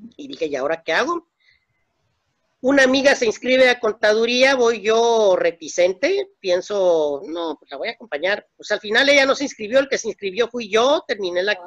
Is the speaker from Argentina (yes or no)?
no; Mexico; also born or lived in Tapachula, Chiapas; Somos vecinos de Estados Unidos